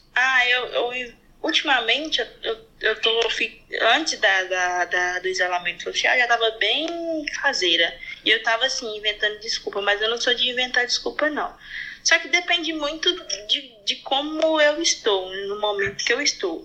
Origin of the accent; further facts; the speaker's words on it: Goiânia, Goiás, Brazil; accent: roceiro; Brasil, Goiás, Goiânia